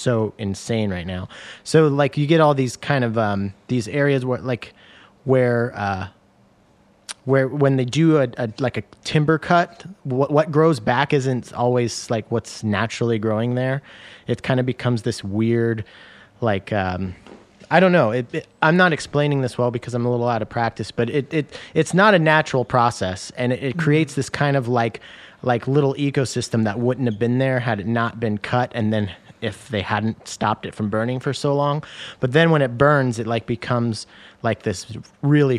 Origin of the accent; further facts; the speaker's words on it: the Northwest, Pacific Northwest, United States; Growing up in the Northwest